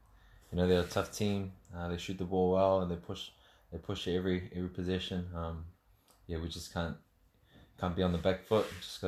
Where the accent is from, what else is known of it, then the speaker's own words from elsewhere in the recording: Mangere, Auckland, New Zealand; South Auckland. South Auckland, Mangere. Yeah, born and raised out there.